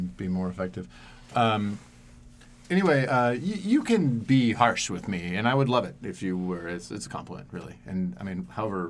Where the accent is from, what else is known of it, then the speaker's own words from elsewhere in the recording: Oregon, United States; And growing up in Central Oregon as an emotional person is hard.